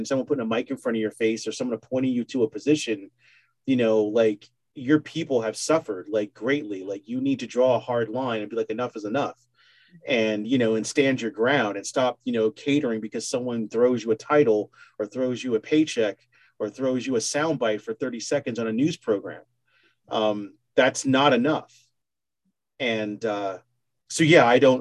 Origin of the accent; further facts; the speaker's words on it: United States; I'm an American